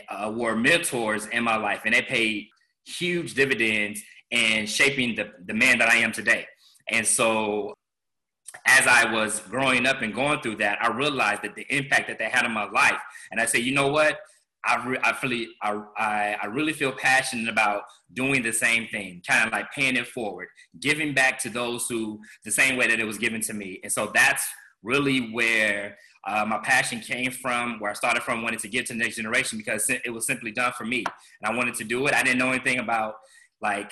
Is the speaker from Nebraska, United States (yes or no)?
no; Chicago, Illinois, United States; also born or lived in Missouri; I'm from Chicago, but I left for a minute, did schooling and things like that, and I was working in Missouri